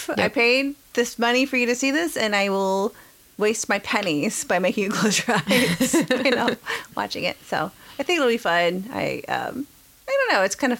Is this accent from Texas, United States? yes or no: yes; Texas, United States; being from Texas.